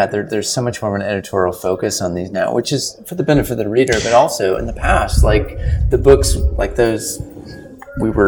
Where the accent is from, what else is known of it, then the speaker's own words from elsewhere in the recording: Canada; as a Canadian